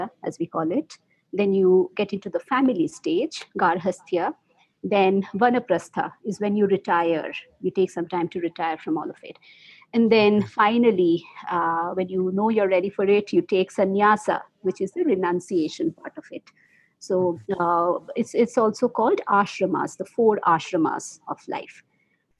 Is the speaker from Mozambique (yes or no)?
no; India; first language Bengali; English is a second language; now in Bangalore, India; that's my mother tongue, Bengali